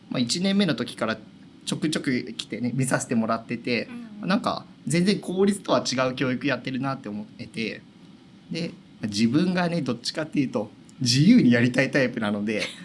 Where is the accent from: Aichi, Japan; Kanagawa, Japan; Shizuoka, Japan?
Shizuoka, Japan; Hamamatsu; もう生まれてからずっと浜松です